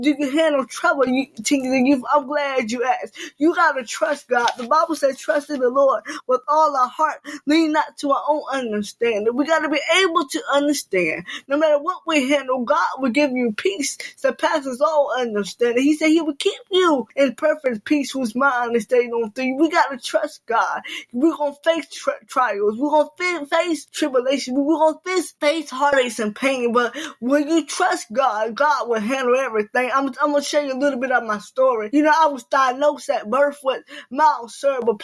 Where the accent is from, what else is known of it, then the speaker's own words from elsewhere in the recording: Norfolk, Virginia, United States; I am from Norfolk, Virginia